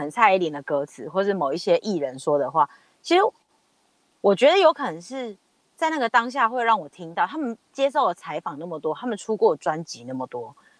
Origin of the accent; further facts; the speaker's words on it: Taiwan; 我们是台湾人